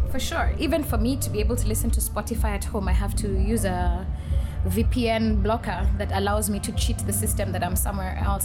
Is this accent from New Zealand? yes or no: no; Nairobi, Kenya; I come from Kenya, born and raised, and I still live there